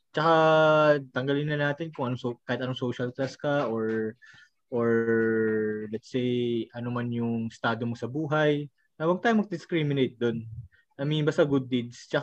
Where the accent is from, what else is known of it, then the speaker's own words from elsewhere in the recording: Philippines; we're a third world country